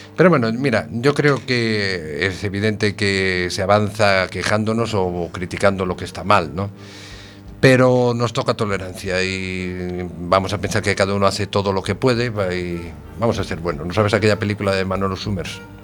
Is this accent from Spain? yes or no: yes; Ponteareas, Galicia, Spain; Soy de Pontareas